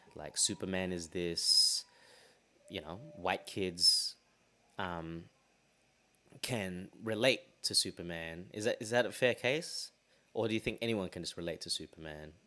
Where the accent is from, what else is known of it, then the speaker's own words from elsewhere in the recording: Australia; we grew up here